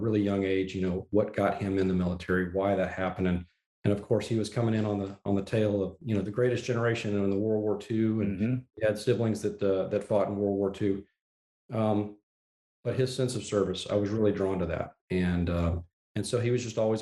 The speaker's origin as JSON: {"language": "English", "region": "Texas", "country": "United States", "tie": "born or raised there", "moved": "as an adult", "said": "I born and raised Texan, Dan. So I grew up here and was really thankful to be able to return here after retirement"}